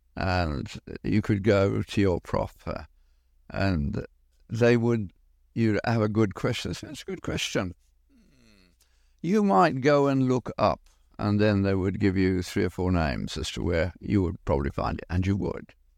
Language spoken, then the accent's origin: English; Birmingham, West Midlands, United Kingdom; moved away; Granville-Mac in Birmingham, we did not lock our doors in an industrial area, Birmingham being the British equivalent of Detroit